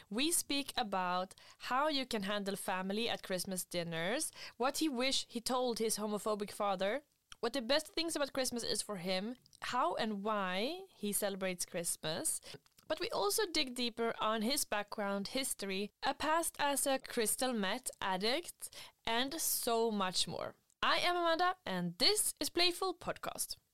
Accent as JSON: {"language": "English", "country": "Sweden"}